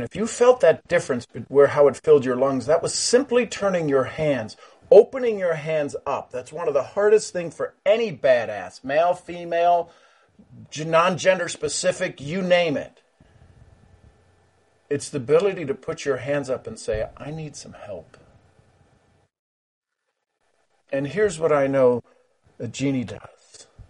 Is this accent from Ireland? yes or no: yes; Ireland; I'm Irish, three leaf clover, right?